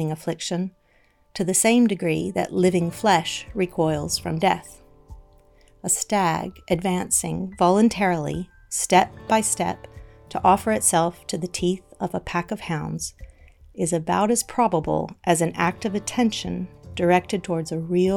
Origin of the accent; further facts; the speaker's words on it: the American South, United States; I grew up in the American South